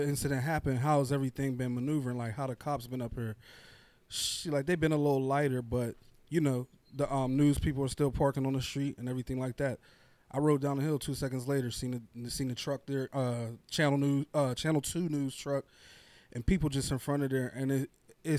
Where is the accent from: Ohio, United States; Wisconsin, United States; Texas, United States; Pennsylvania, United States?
Pennsylvania, United States; Braddock; also born or lived in East Pittsburgh, Pennsylvania; I'm coming from Braddock